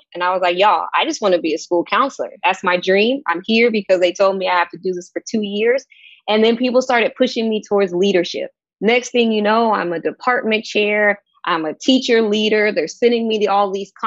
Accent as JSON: {"language": "English", "town": "Sacramento", "region": "California", "country": "United States", "tie": "born or raised there", "also_born_or_lived": "Houston, Texas", "moved": "as an adult", "lives_now": "Portland, United States", "said": "I moved there from Sacramento, California, where I'm born and raised"}